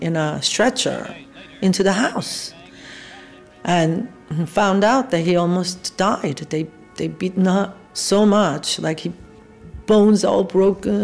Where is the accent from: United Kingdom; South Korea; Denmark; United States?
South Korea; moved away; I was born in South Korea, 1947.